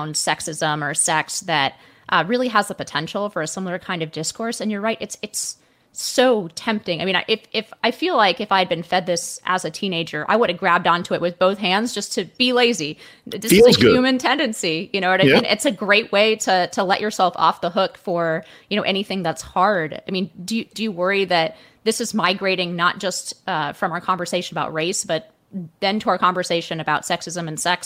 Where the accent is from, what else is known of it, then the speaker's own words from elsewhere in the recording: the Bay Area, California, United States; I grew up in the Bay Area